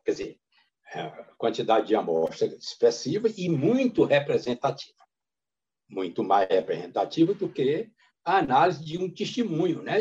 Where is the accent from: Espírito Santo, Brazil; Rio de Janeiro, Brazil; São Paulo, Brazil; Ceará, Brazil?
Ceará, Brazil; Caatinga; fui criado na Caatinga